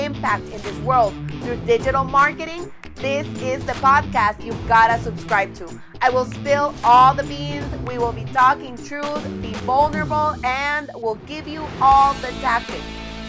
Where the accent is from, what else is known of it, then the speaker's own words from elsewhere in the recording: El Salvador; I'm from El Salvador, and I specialize in helping you create irresistible experiences online